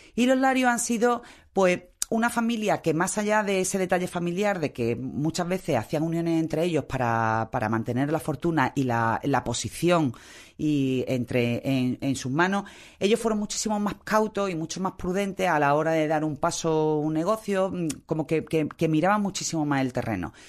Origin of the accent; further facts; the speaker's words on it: Málaga, Andalusia, Spain; como, malagueños de mezcla